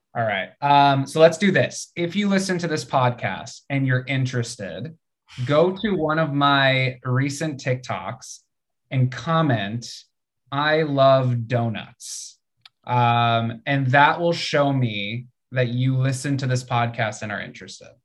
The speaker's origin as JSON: {"language": "English", "country": "United States", "said": "being American"}